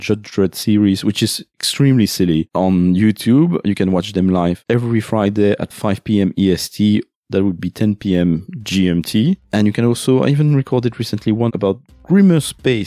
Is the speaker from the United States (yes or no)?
no; France; accent: French